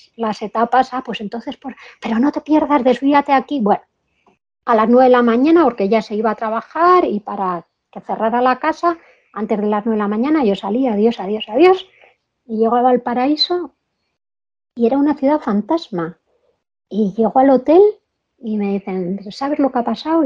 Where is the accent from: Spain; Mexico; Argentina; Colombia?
Spain; cuando me oían el acento, ¿de dónde eres? Pues española